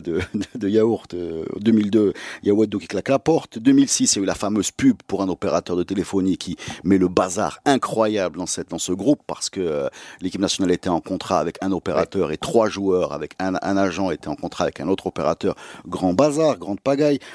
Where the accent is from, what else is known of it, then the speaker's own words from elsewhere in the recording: Morocco; chez nous au Maroc